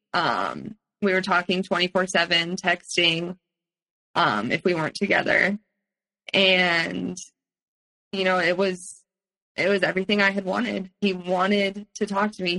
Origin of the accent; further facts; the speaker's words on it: Palo Alto, California, United States; also born or lived in San Francisco; I grew up in Palo Alto